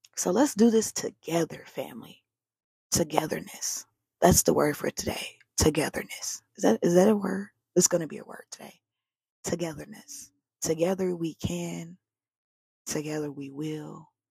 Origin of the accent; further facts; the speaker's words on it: the South, United States; now in West Coast, United States; I'm from the South